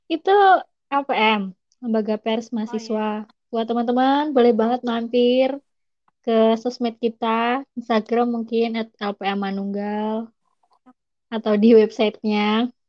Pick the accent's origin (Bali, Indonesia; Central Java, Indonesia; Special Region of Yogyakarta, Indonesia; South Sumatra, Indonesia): Special Region of Yogyakarta, Indonesia; Yogyakarta; Aku aku asli Jogja juga, kayak Isna.